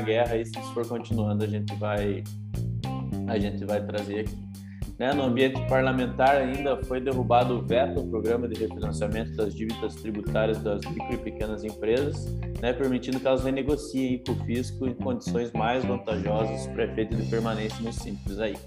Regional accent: Brazil; a gente, enquanto brasileiros

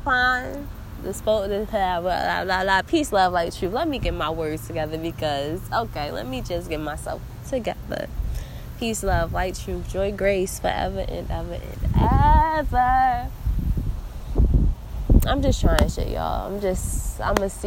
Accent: New Jersey, United States; I'm a girl from Jersey.

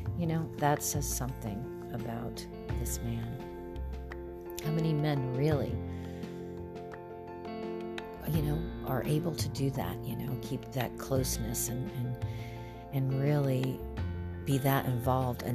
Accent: South Florida, United States; I grew up in South Florida

